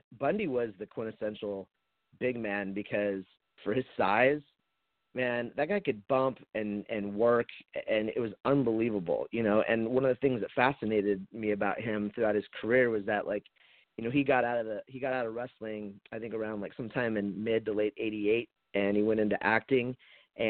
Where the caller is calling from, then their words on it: Portland, United States; I'm calling from Portland.